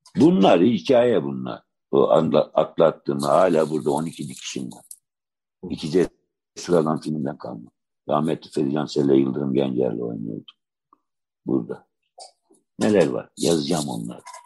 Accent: Adana, Turkey; ben Adanalıyım

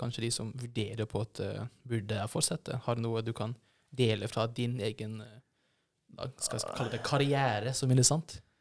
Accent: Kristiansand, Agder, Norway; moved away; jeg kommer jo fra Kristiansand, og i Kristiansand så på en, en, periode så var det jo på en måte slags verneplikt å bli ministant

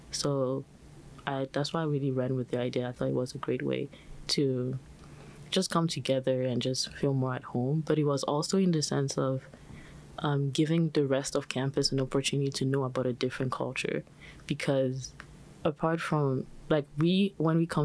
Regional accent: China; also born or lived in Benin; I'm also an international student, so I was born in the Republic of Benin and then I moved to China, which is where I came from.

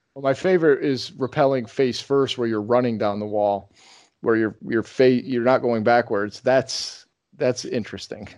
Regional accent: Rochester, New York, United States; they do something like that in my hometown. There's uh, Kodak is uh, from there, and they have the big Kodak Tower

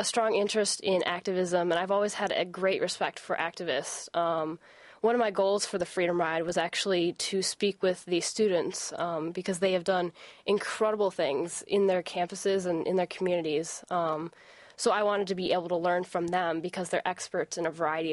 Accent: Howell, Michigan, United States; It's my hometown where I was born, raised, and still live there.

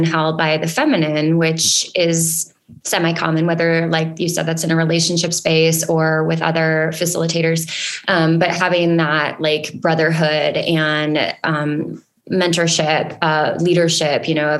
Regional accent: Spicer, Minnesota, United States; moved away as an adult; also born or lived in Willmar, Minnesota / New London, Minnesota / Reno, Nevada; I was born and raised in Wilmer area. I grew up in Spicer and lived in New London, Spicer until I was 33.

